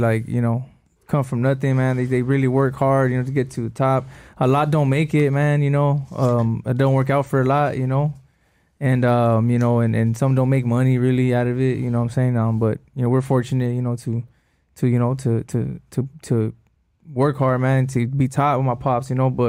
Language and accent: English; El Monte, California, United States; moved away; I was from El Monte